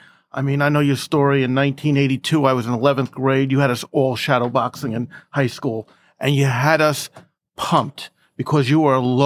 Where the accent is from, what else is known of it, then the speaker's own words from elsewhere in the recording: Long Island, New York, United States; us young guys in Long Island